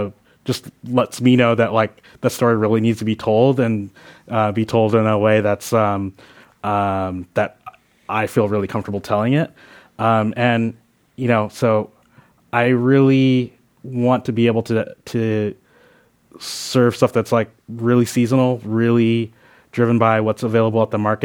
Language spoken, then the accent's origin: English; California, United States; especially as a Californian, especially as someone in the Bay Area that is just like open-minded about cooking techniques